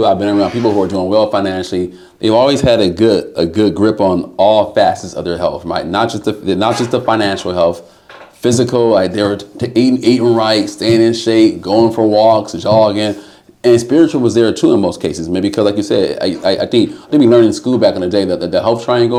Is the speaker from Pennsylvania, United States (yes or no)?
no; Compton, California, United States; moved away as an adult; now in Washington, DC area, United States; I'm from Compton, California